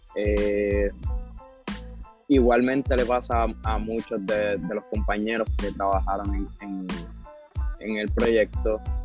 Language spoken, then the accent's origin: Spanish; Puerto Rico; como boricua